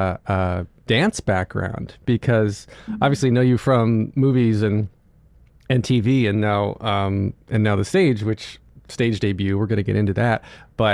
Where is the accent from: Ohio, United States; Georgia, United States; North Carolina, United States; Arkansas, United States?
North Carolina, United States; moved away; when I grew up in North Carolina, or where I learned, went to high school in North Carolina